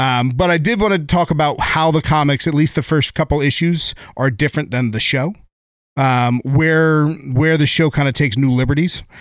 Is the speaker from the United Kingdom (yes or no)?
no; San Diego, California, United States; I grew up in San Diego